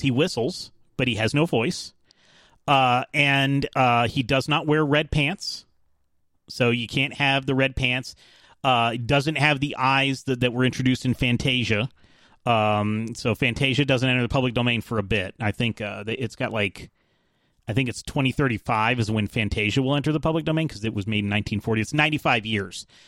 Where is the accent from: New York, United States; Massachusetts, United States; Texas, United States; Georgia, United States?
Georgia, United States; Atlanta; I'm from Atlanta.